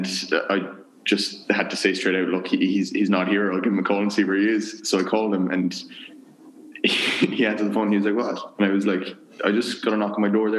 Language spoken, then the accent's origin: English; Kinsale, Ireland; moved away as an adult; also born or lived in Maynooth / Louisville; growing up in Ireland.